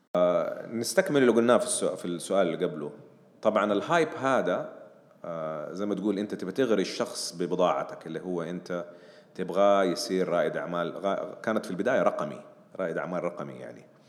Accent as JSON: {"language": "Arabic", "country": "Saudi Arabia", "said": "عندنا في السعوديه"}